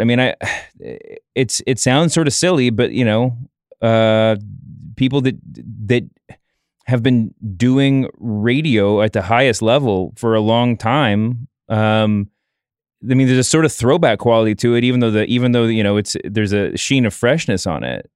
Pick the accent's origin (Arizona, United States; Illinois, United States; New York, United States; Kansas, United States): New York, United States; as a New Yorker